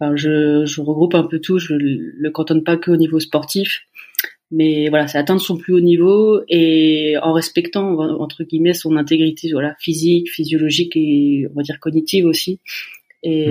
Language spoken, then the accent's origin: French; Laval, Pays de la Loire, France; je suis de la Mayenne, je suis de Laval